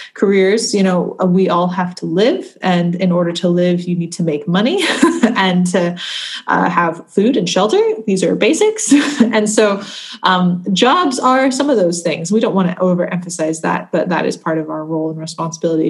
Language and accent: English; United States; now in Scotland, United Kingdom